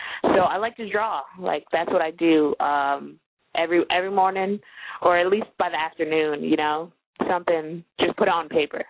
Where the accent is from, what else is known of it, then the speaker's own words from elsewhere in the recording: Maryland, United States; We're both from Maryland